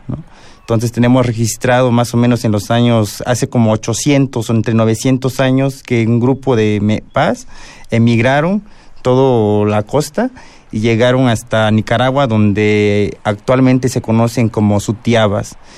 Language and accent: Spanish; Guerrero, Mexico; yo soy del estado de Guerrero